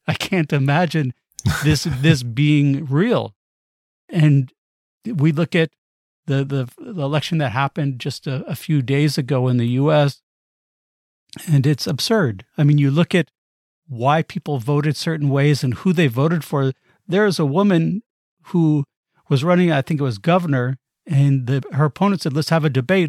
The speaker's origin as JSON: {"language": "English", "country": "United States", "said": "I'm American"}